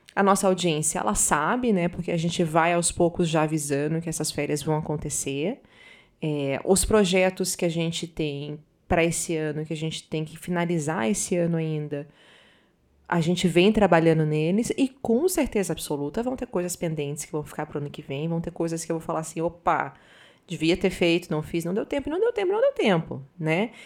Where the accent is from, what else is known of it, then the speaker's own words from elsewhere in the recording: Northeast Region, Brazil; moved away; also born or lived in Southern Brazil / Paraná; Eu sou nordestina, morei muito tempo no sul